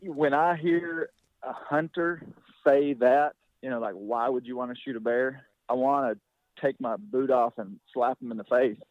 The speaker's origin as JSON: {"language": "English", "region": "Arkansas", "country": "United States", "tie": "born or raised there", "said": "I grew up here in Arkansas"}